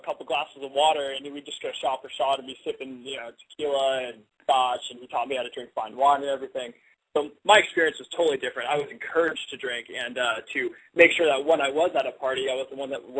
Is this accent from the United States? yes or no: yes; just south of San Francisco, California, United States; moved away as an adult; now in Los Angeles, United States; I was born and raised just south of San Francisco itself.